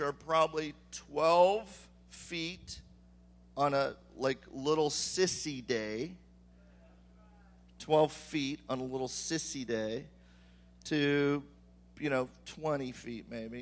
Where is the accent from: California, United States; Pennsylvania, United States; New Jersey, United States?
California, United States; I am from California and I have surfed